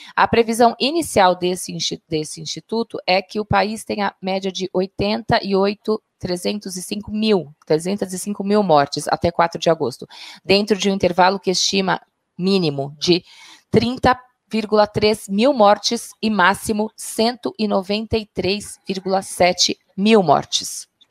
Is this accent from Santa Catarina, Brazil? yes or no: no; Baixada Santista, São Paulo, Brazil; eu sou da Baixada Santista